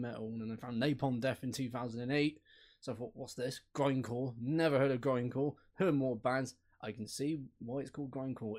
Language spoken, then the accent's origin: English; Bristol, South West England, United Kingdom; I'm from Bish-, Bishorsworth, so I'm not too far.